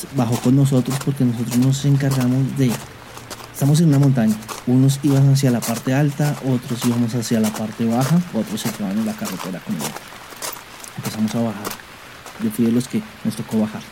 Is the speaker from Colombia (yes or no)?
yes; Colombia; aquí en mi país Colombia, teníamos el tema de que nosotros prestábamos servicio militar los jóvenes que terminamos el bachillerato